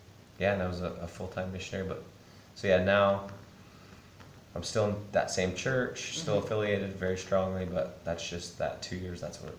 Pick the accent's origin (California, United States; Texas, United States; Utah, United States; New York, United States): Utah, United States; also born or lived in Sierra Leone; I'm from Utah. I live in Utah.